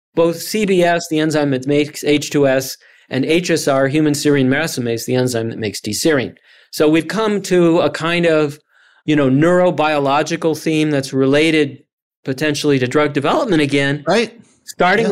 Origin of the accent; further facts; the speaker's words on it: Chicago, Illinois, United States; I grew up in the Chicago area.